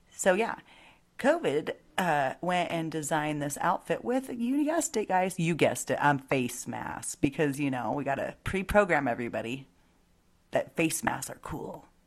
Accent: United States

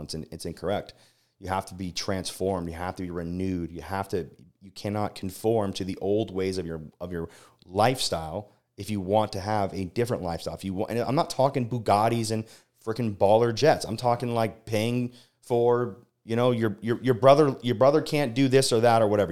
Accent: Las Vegas, Nevada, United States; moved away; born and raised in Las Vegas

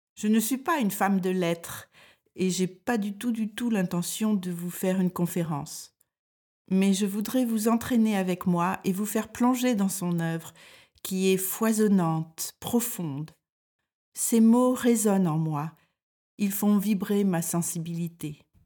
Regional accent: France; moved away as an adult; now in Denmark

